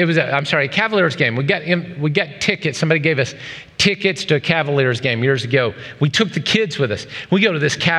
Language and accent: English; the South, United States; moved away; I was raised in the South